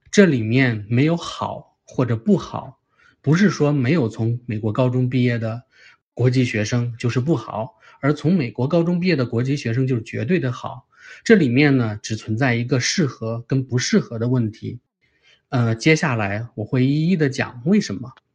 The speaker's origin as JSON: {"language": "Chinese", "country": "China", "moved": "yes", "said": "我们中国人"}